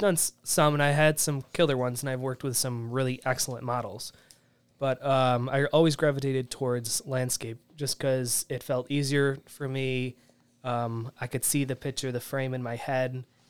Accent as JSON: {"language": "English", "region": "New York", "country": "United States", "tie": "born or raised there", "said": "I grew up in the Southern Tier, so there's a lot of nature."}